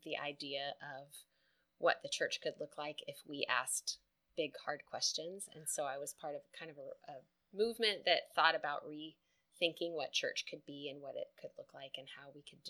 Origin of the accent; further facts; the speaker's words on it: West Texas, United States; I was raised in West Texas, and my mom is Lebanese